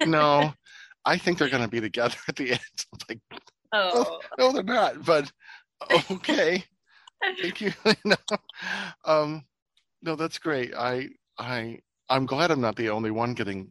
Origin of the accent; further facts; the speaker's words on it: Ohio, United States; moved away; the town I grew up in Ohio